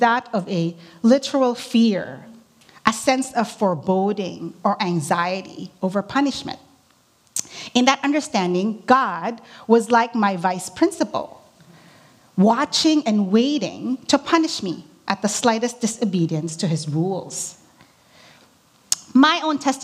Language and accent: English; Philippines; moved away; Growing up in the Philippines